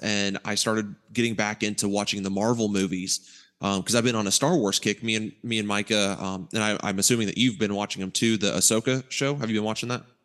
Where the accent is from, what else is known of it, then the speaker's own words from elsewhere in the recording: Ohio, United States; growing up in Ohio